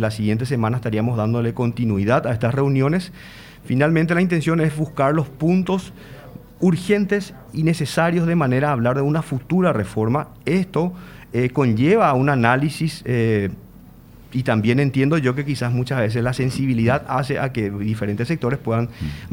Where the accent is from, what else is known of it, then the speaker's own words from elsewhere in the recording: Paraguay; como paraguayos